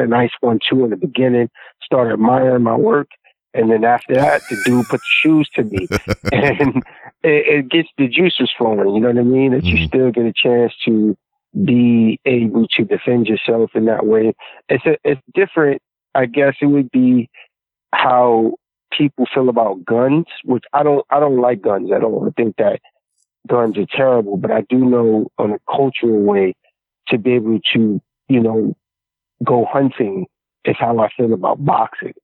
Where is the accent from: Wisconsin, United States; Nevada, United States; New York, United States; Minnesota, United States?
New York, United States; New York City; I grew up in Queensbridge Project